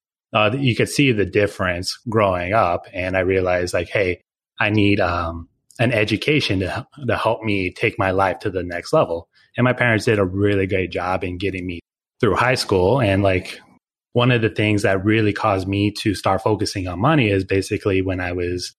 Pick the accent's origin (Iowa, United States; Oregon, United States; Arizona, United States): Oregon, United States; I'm originally from Oregon